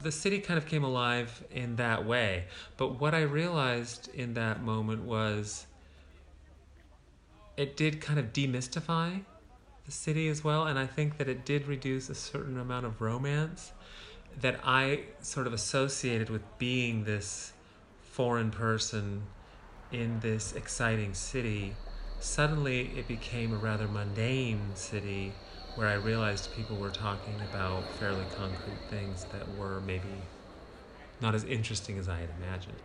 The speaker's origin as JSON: {"language": "English", "country": "United States", "moved": "as an adult", "lives_now": "Berlin, Germany", "said": "I'm American"}